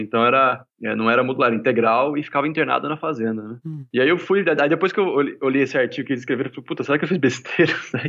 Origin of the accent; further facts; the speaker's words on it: São José do Rio Preto, São Paulo, Brazil; eu nasci em Rio Preto, interior de São Paulo